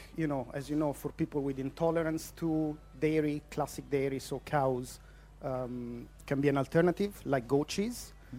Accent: Ancona, Marche, Italy; English is a second language; now in Inchigeelagh, Ireland; I'm from Ancona, which is on the east coast, very central in Italy, central belt in Italy.

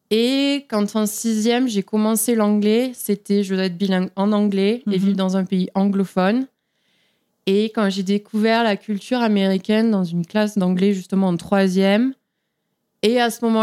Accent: Toulouse, Occitania, France; accent: southern; moved away as an adult; now in United States; Je viens de Toulouse

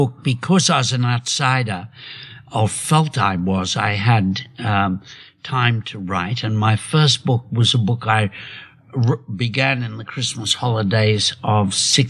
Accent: Sydney, New South Wales, Australia; also born or lived in Kempsey, New South Wales; We came down in World War II when my father joined the armed forces, came down from Kempsey, New South Wales to, up near Port Macquarie to, Homebush.

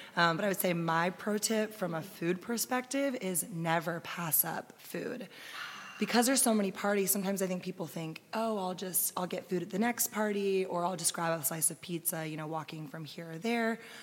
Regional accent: Austin, Texas, United States; we're locals, we grew up in Austin.

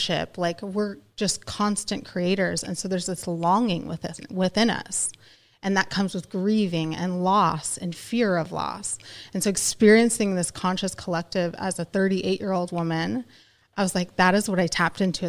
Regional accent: Ohio, United States; also born or lived in California; I'm from California, but I went to high school in Ohio

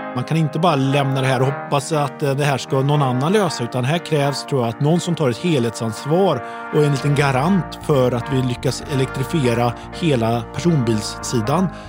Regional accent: Uddevalla, Västra Götaland, Sweden; Jag är ju från Uddevalla

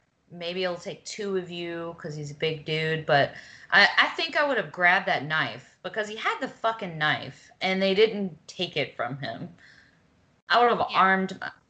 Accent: Mississippi, United States; we're from Mississippi

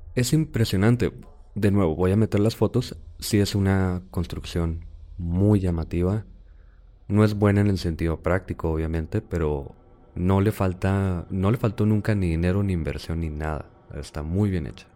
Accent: Chihuahua, Mexico; No somos de Juárez, somos de Chihuahua

